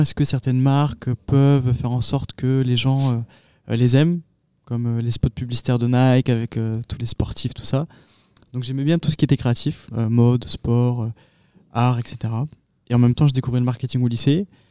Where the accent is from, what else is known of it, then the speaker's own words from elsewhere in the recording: Agen, Nouvelle-Aquitaine, France; je suis originaire euh, d'Agen.